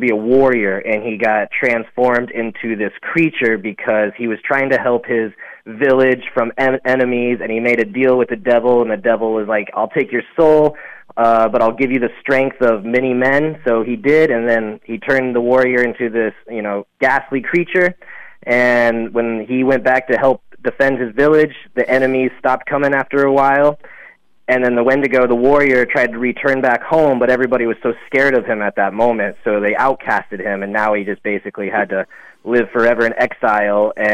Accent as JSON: {"language": "English", "area": "Black Hills", "region": "South Dakota", "country": "United States", "tie": "born or raised there", "said": "I grew up in the Black Hills area, the latter half of my teen years"}